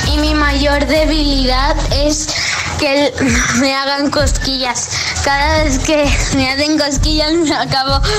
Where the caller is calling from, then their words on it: Palma de Mallorca, Balearic Islands, Spain; Hola Josué … de Palma de Mallorca